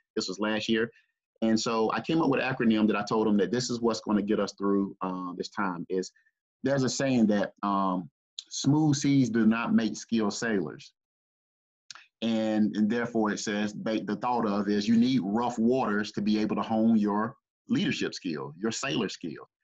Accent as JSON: {"language": "English", "town": "Greenville", "region": "South Carolina", "country": "United States", "tie": "born or raised there", "said": "I grew up here in the Greenville, South Carolina area"}